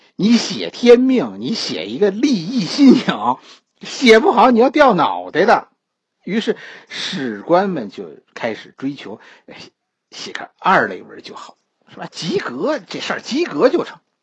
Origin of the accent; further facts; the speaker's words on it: China; 我们中国人的文化其实包括三种崇拜